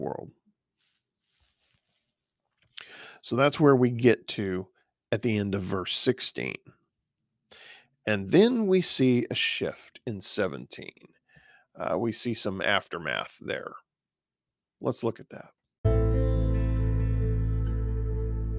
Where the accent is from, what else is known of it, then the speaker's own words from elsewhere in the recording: Texas, United States; I'm a Texan.